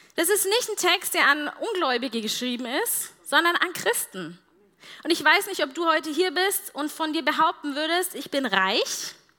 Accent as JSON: {"language": "German", "country": "Germany", "said": "als Deutsche"}